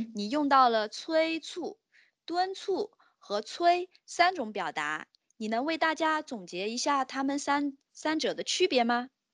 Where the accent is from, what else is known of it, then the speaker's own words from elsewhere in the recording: China; 我们中国人称呼有钱人的方式确实是多种多样的呢